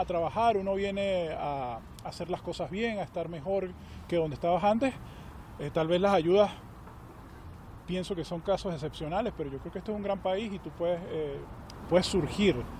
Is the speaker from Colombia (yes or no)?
no; Venezuela; now in United States; como venezolano